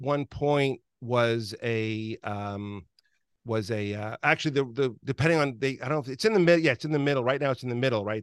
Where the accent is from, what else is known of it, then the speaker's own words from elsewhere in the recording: New York, United States; I grew up in New York